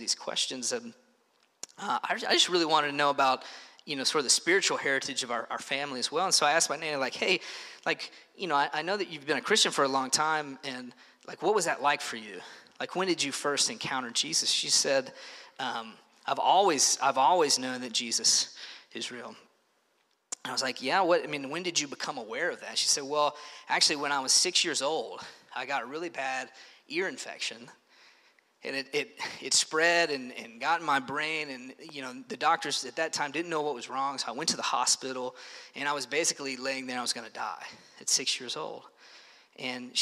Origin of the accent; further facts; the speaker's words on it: Paris, Kentucky, United States; When I was young, I grew up in Paris up the road in Bourbon County